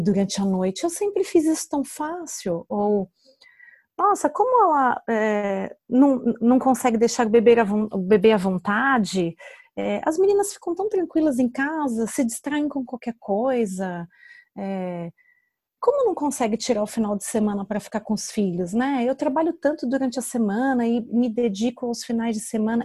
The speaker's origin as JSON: {"language": "Portuguese", "region": "São Paulo", "country": "Brazil", "moved": "as an adult", "lives_now": "Portugal", "said": "Porque eu vim do Brasil com muito medo de dirigir. Eu tenho habilitação há mais de 10 anos e nunca dirigi em São Paulo."}